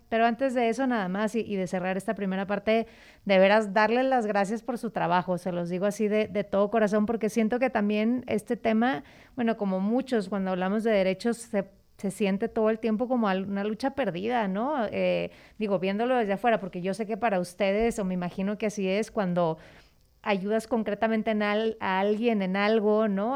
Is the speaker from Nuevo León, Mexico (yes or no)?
yes; Monterrey, Nuevo León, Mexico; yo soy de Monterrey